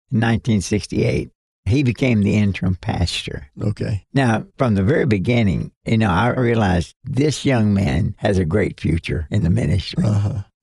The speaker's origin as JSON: {"language": "English", "region": "Kentucky", "country": "United States", "accent": "Kentucky English", "said": "my Kentucky English"}